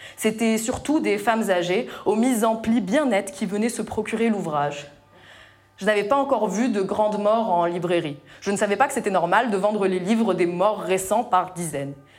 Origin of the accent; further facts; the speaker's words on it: Tunisia; moved away as an adult; j'ai quitté ma Tunisie natale après le lycée et construit ma vie ailleurs